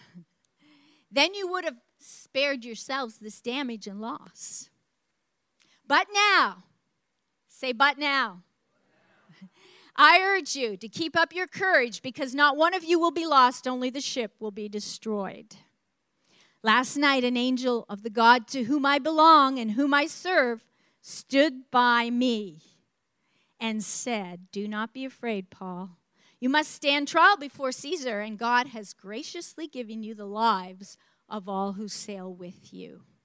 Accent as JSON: {"language": "English", "region": "New Brunswick", "country": "Canada", "tie": "born or raised there", "said": "I grew up in New Brunswick, Canada, the East Coast, and that's up borders on the state of Maine"}